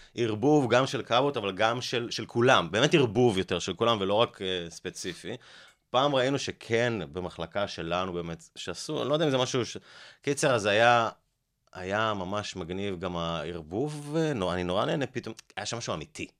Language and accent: Hebrew; Haifa, Haifa District, Israel; now in Holon, Israel; בחיפה, בבית ספר אליאנס